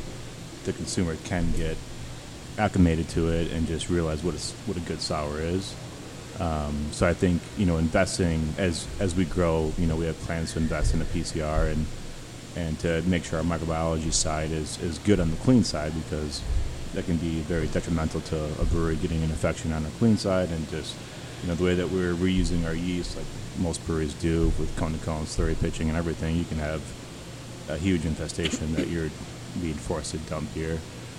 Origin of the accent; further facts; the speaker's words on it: Wisconsin, United States; You know, I came from Wisconsin, so I don't really know anybody here.